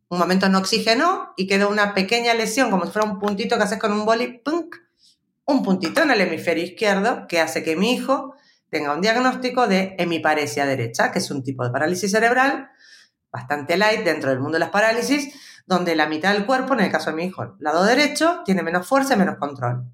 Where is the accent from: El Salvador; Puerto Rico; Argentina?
Argentina; Buenos Aires; accent: argentino; moved away as an adult; also born or lived in Spain; now in Madrid, Spain; yo soy porteña de Buenos Aires, originaria de Argentina, y llevo en España eh, pues unos 22 años más o menos.